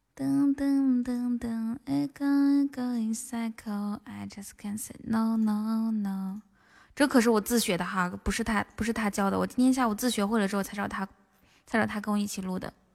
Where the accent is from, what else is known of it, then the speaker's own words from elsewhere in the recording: northern China, China; 北方汉子，我也是来自北方的